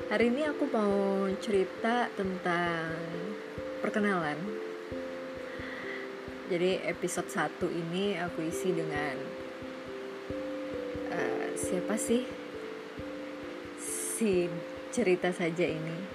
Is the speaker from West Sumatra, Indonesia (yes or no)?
yes; Padang, West Sumatra, Indonesia; aku asli Sumatera Barat lahir di Padang